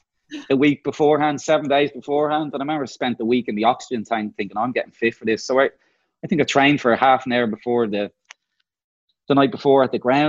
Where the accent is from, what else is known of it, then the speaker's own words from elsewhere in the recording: Ireland; moved away as an adult; also born or lived in London; being an Irishman